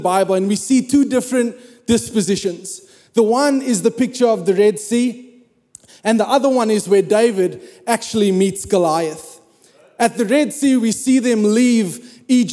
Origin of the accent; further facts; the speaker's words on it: South Africa; moved away as an adult; I'm South African.